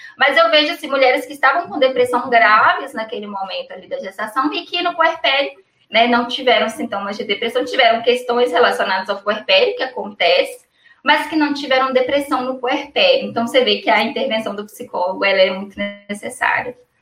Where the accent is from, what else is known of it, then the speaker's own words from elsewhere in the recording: Ipatinga, Minas Gerais, Brazil; Eu sou de Patinga em Minas Gerais